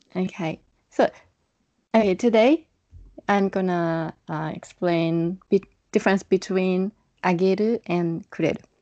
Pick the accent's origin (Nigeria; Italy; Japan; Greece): Japan; from Japan